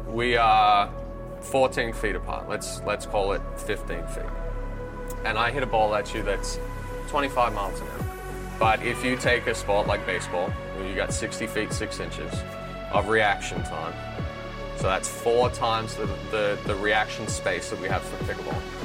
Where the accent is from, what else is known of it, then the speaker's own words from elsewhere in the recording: Australia; moved away as an adult; now in California, United States; I grew up in Australia